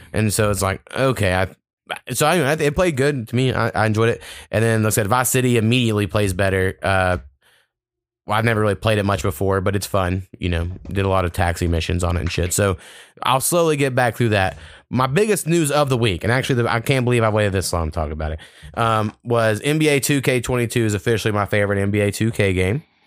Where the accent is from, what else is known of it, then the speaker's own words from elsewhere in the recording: United States; I'm an American